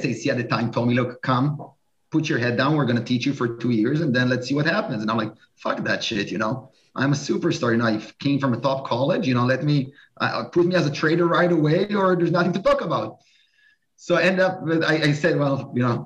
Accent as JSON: {"language": "English", "country": "Israel", "also_born_or_lived": "New York", "moved": "as an adult", "said": "I'm originally from Israel."}